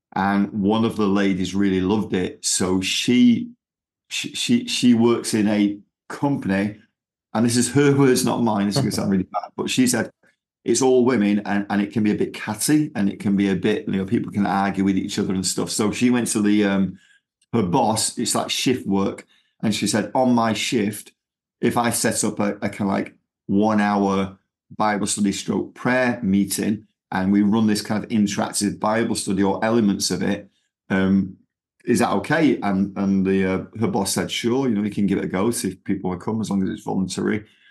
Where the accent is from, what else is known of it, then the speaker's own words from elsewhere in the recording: Manchester, North West England, United Kingdom; accent: Manchester; moved away as an adult; now in Texas, United States; I've still got my Manchester accent